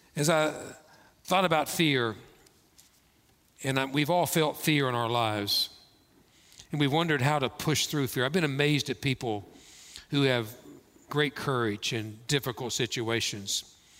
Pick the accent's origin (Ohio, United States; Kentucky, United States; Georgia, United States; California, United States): Kentucky, United States; moved away; growing up in Kentucky, we had caves, we had bats